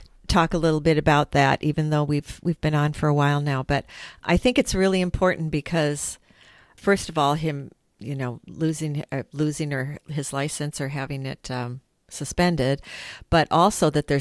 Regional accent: Oregon, United States; I'm from Oregon

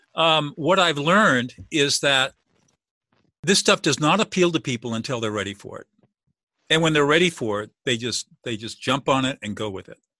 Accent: Southern California, United States; I grew up in Southern California

